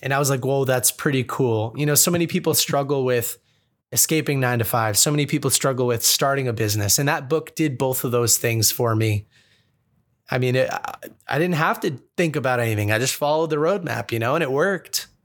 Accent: Boston, Massachusetts, United States; Growing up in Boston

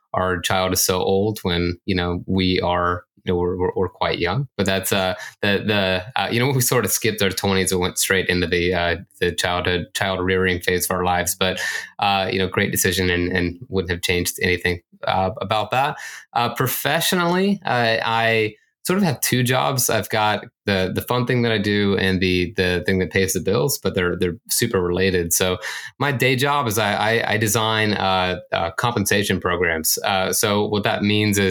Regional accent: Florida, United States; moved away as an adult; also born or lived in Seattle / Texas; now in Portland, United States; I grew up in Florida, met my wife there

